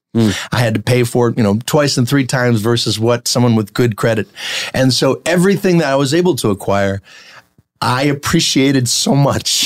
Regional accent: New Jersey, United States; moved away; also born or lived in New York; I grew up in New Jersey

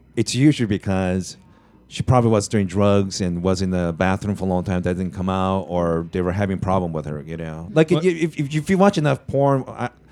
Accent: Japan; moved away; I was born in Japan.

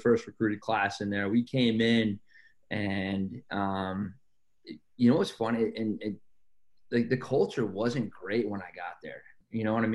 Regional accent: Penn Yan, New York, United States; growing up in Penn Yan

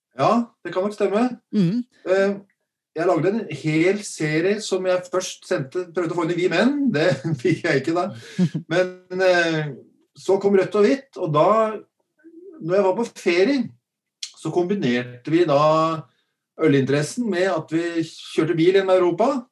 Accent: Drammen, Buskerud, Norway; jeg er jo drammenser

